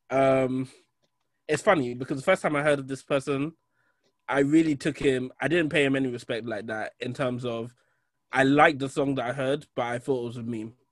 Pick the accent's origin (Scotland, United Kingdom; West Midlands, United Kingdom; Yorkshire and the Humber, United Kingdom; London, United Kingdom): West Midlands, United Kingdom; Birmingham; I'm from Birmingham, bro. 0121.